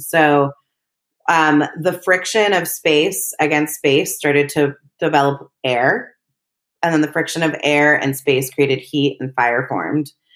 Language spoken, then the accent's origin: English; Berkeley, California, United States; also born or lived in Los Angeles; I was born and raised in Berkeley, California